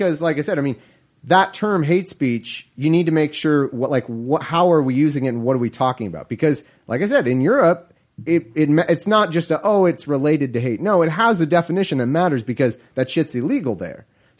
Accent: California, United States; I'm from California.

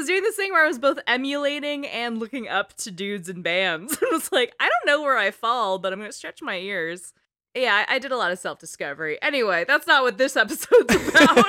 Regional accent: East Bay, California, United States; I grew up in the East Bay

